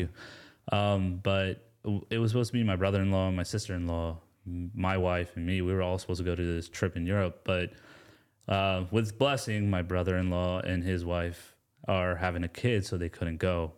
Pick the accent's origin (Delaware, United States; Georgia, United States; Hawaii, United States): Georgia, United States; Atlanta; also born or lived in Gastonia, North Carolina; I was born in Gastonia, North Carolina, um, raised in Atlanta, and my father's from India, my mom's from Pakistan